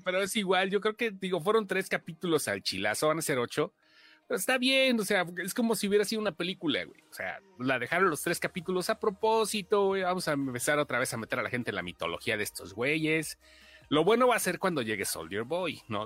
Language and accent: Spanish; Mexico; como mexicano